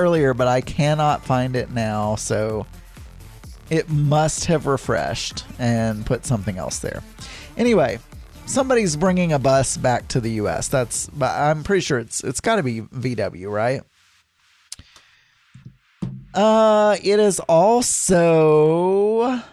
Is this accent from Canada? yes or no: no; the South, United States; moved away; when I was growing up in the South